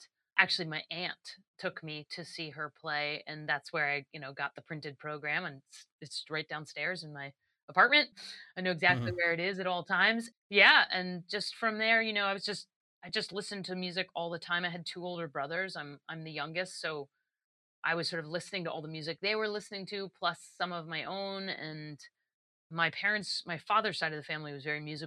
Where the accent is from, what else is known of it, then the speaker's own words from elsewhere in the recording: Wilmington, Delaware, United States; also born or lived in Pennsylvania / Boston / Canada; now in New York, United States; I grew up in Wilmington, Delaware, essentially. I mean, I mm-hmm. actually lived in Pennsylvania, but I went to school and stuff in Wilmington